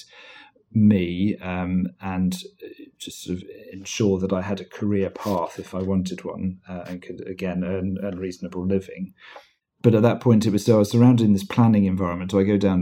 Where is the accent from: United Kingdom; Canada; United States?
United Kingdom; Weybridge, South East England; also born or lived in South Africa; now in London, United Kingdom; I was brought up in Weybridge in Surrey.